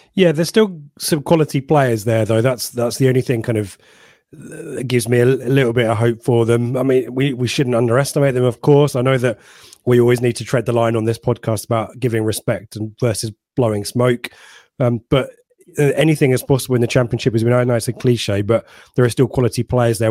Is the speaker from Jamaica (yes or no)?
no; Ipswich, East of England, United Kingdom; I'm from Ipswich. I'm representing Ipswich here